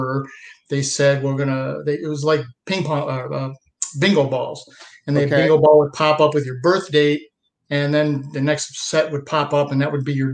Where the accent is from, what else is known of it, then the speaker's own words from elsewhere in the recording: Dunkirk, New York, United States; I was born in Dunkirk, New York, which most people have never heard of.